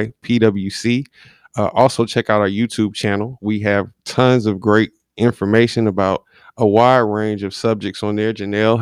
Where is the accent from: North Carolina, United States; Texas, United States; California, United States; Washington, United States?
North Carolina, United States; also born or lived in Philadelphia; Yeah, I was born in Philadelphia, raised here in North Carolina, but, you know, I started liking football before the Panthers got here.